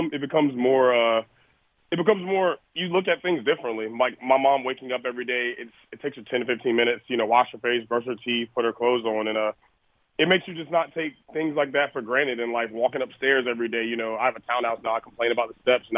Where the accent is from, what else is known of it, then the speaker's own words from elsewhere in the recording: North Carolina, United States; North Carolina, my home state